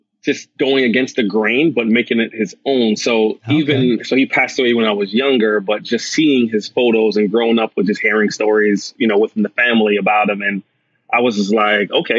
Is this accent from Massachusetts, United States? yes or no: yes; Boston, Massachusetts, United States; also born or lived in Atlanta, Georgia / Jamaica; I was raised in Boston and Atlanta